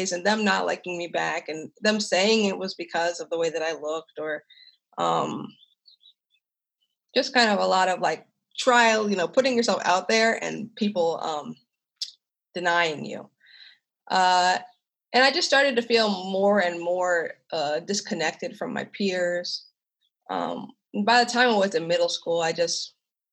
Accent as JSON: {"language": "English", "town": "Lititz", "region": "Pennsylvania", "country": "United States", "tie": "born or raised there", "also_born_or_lived": "Kansas City, Missouri", "said": "I grew up in Lititz, Pennsylvania, which is a very small, very white, very conservative, very red part of Lancaster County, Pennsylvania."}